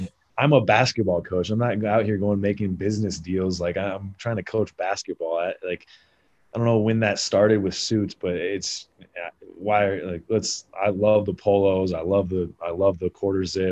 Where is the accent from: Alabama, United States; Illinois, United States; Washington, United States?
Washington, United States; I grew up in Washington